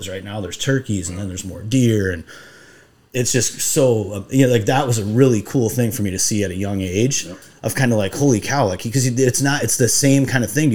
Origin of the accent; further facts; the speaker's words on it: Iowa, United States; growing up in Iowa